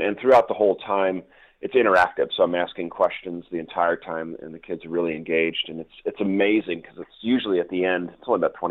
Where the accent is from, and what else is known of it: Newport Beach, California, United States; also born or lived in Wellesley, Massachusetts / England; now in San Diego, United States